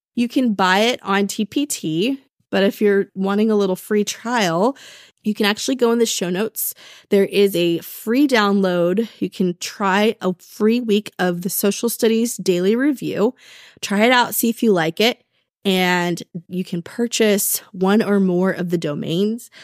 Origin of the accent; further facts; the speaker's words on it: Texas, United States; I'm from Texas